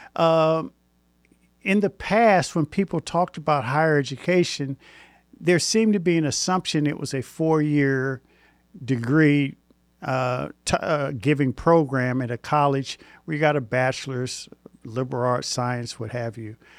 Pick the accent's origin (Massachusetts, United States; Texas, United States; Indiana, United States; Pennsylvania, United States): Indiana, United States; Indianapolis; moved away; I'm originally from Indianapolis